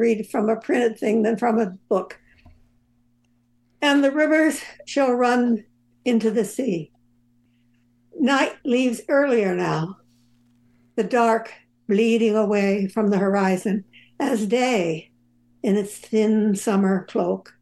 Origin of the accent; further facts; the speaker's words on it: Southern California, United States; I'm from Southern California.